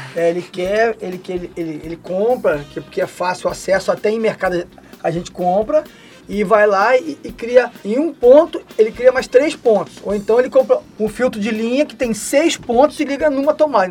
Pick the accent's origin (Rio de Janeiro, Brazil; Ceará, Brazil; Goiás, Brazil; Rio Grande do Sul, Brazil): Rio de Janeiro, Brazil; lá na minha cidade, né, no Rio de Janeiro